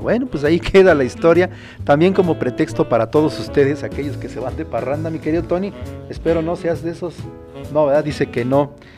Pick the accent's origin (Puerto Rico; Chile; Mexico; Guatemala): Mexico; also born or lived in Acambay; nuestro querido México